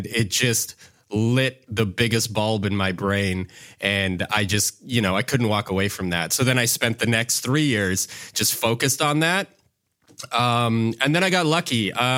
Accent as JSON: {"language": "English", "town": "Yellowknife", "region": "Northwest Territories", "country": "Canada", "tie": "born or raised there", "said": "So for me, I grew up in Yellowknife, of all places, Yellowknife Northwest Territories, which is pretty far north in Canada, for those who don't know."}